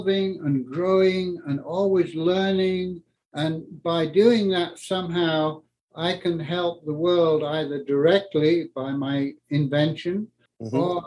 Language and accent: English; Yorkshire and the Humber, United Kingdom; moved away as an adult; also born or lived in north of Scotland; now in Colorado, United States; I grew up in England in the war, where the first 7 years of my life there was rationing